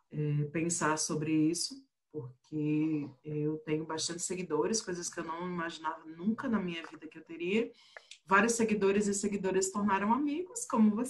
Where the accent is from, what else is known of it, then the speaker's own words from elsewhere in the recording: Pernambuco, Brazil; now in Brasília, Brazil; eu sou pernambucana, mas eu moro em Brasília e tem uns bons 11 anos.